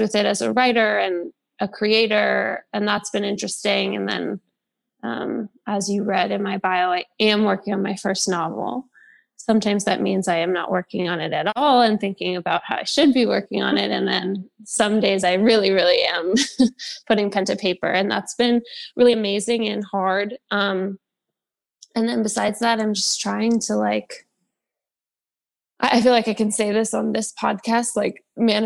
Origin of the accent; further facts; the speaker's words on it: New York, United States; I'm from New York, so I've experienced the city change quite a bit